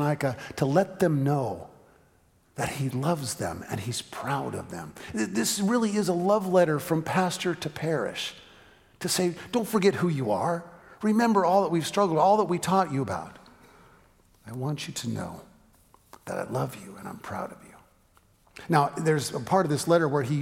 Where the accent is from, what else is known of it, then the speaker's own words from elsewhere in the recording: San Francisco, California, United States; moved away as an adult; also born or lived in Eugene, Oregon; We went to college together in Eugene, Oregon, but I was from San Francisco, and so even though we were in school together the first few years, every summer I went back to San Francisco